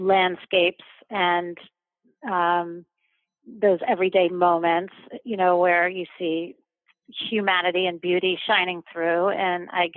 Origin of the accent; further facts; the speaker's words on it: New York, United States; moved away as an adult; now in London, United Kingdom; I'm originally from New York, although I live in London now and have been living here for the last 2 years with my family